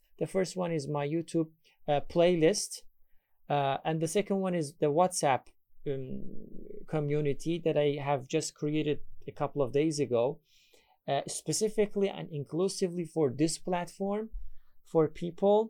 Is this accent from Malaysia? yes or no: no; Iran; English is a second language; I am from Iran. I'm an English teacher